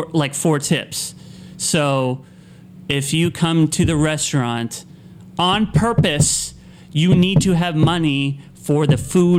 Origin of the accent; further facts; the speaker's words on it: Miami, Florida, United States; Well, I'm from Miami